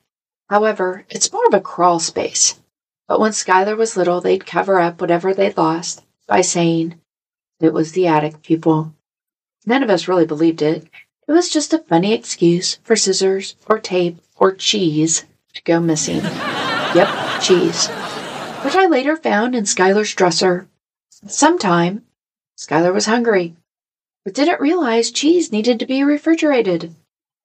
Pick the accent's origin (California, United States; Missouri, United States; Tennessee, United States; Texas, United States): Missouri, United States; I'm from Missouri